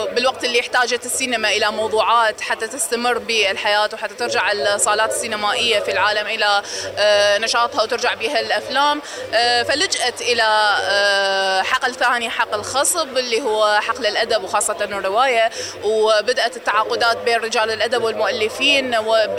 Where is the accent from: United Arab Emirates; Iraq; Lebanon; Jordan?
Iraq; عندنا بالعراق